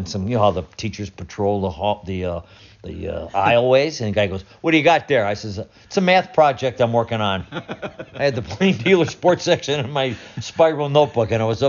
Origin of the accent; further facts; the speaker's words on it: Willowick, Ohio, United States; I grew up in Willowick.